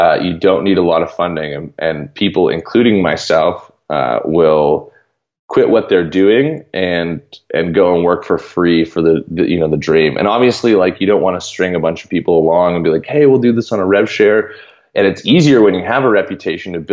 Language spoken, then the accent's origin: English; Canada; I'm from Canada